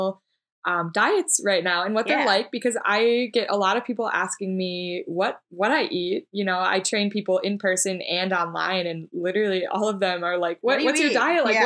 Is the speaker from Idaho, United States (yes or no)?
no; Minneapolis, Minnesota, United States; I'm from Minneapolis